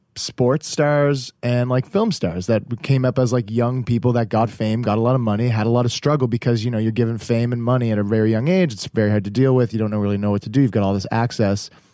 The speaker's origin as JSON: {"language": "English", "town": "Halifax", "region": "Nova Scotia", "country": "Canada", "said": "we're from Halifax"}